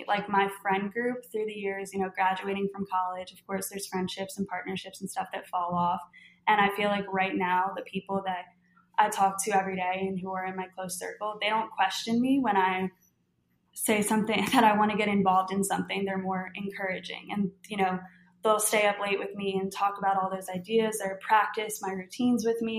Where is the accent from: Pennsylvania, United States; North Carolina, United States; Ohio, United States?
Pennsylvania, United States; Philadelphia; That's just, I'm from Philly, but apparently living in Louisiana for the last, what, 11 years, I've just adapted.